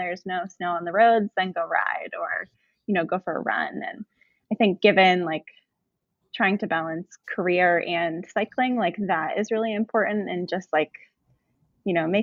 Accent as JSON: {"language": "English", "region": "Vermont", "country": "United States", "said": "I'm from Vermont."}